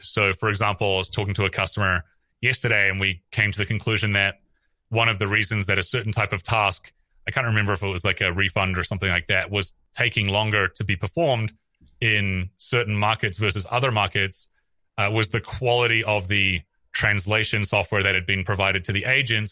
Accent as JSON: {"language": "English", "country": "New Zealand", "also_born_or_lived": "San Francisco, United States", "moved": "as an adult", "said": "I'm from New Zealand originally. I came to Silicon Valley in two thousand eleven"}